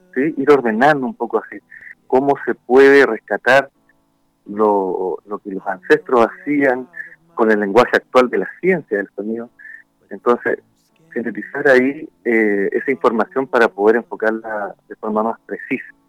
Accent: Concepción, Biobío, Chile; now in Valparaíso, Chile; Originalmente yo soy de Concepción, ahí nacido y bien criado

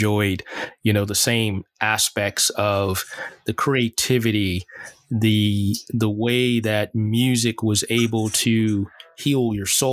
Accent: the South, United States; I grew up in the South

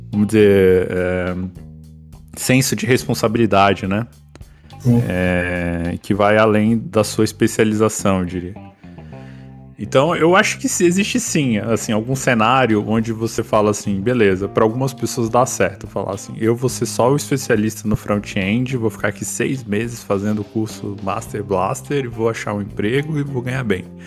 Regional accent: Brazil; a gente como brasileiro

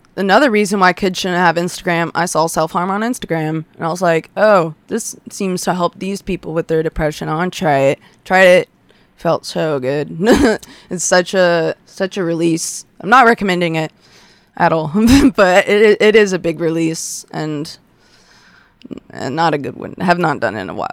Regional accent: Westlake, United States; I grew up in Westlake, Westlake schools

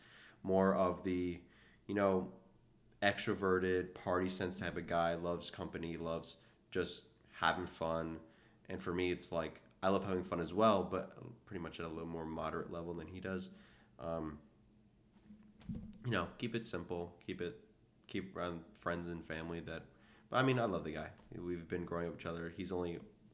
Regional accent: Atlanta, Georgia, United States; moved away as an adult; now in Philadelphia, United States; I'm also from Atlanta

